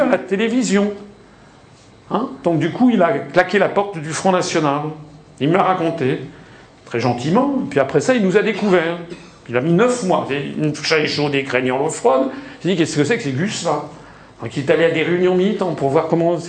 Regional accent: France; on est français

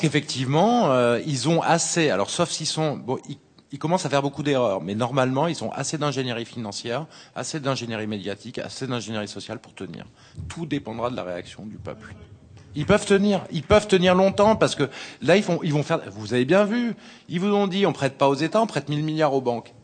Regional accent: France; en tant que Français

